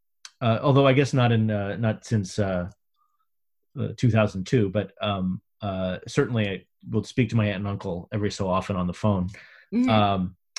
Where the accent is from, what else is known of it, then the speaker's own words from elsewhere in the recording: New York, United States; So I went to a very famous high school, mm-hmm. in New York.